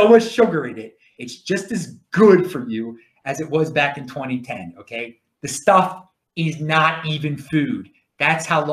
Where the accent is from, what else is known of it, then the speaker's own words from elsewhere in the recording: Baltimore, Maryland, United States; accent: Baltimore; That's my Baltimore accent.